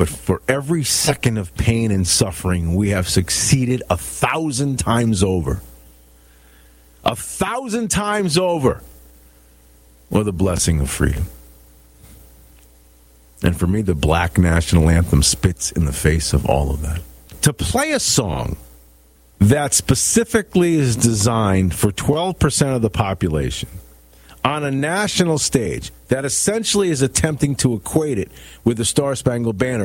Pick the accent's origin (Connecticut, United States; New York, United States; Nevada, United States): Connecticut, United States; New London; Born in Connecticut, born in New London, 1966